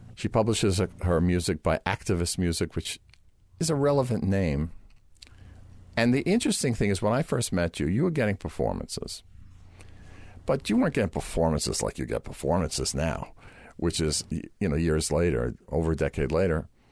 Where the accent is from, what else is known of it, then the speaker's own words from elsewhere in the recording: New York, United States; we're both from New York, and we both have this kind of New York sense of humor